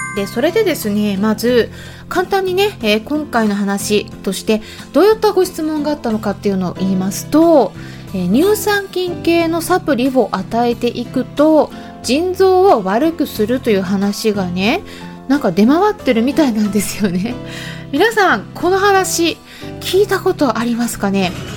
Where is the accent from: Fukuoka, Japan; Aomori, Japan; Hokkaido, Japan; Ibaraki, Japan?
Hokkaido, Japan; Sapporo; now in United Kingdom; 北海道の札幌生まれなんですけれども